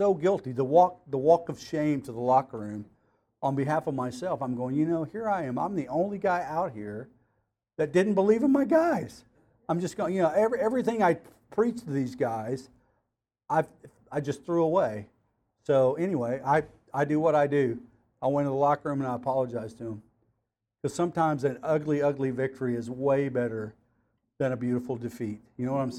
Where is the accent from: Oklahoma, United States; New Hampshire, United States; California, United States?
Oklahoma, United States; Cleveland; I was raised in Cleveland, Oklahoma, in the oil field